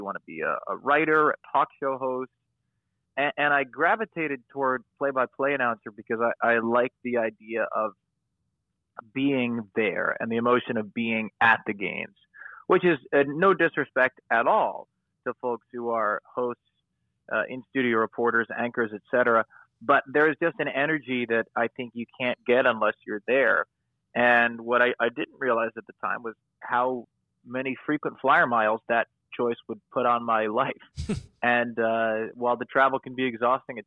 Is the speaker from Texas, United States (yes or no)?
no; Long Island, New York, United States; also born or lived in Syracuse, New York / Brooklyn, New York; I grew up on Long Island